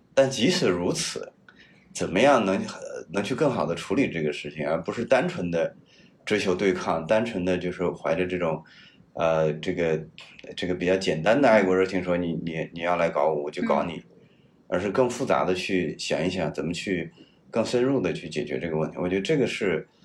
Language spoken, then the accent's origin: Chinese; Henan, China; moved away; also born or lived in United States; 我是河南人